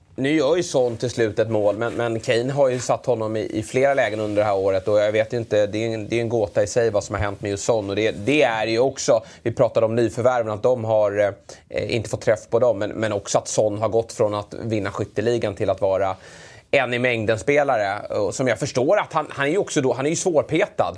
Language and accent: Swedish; Sweden; som svensk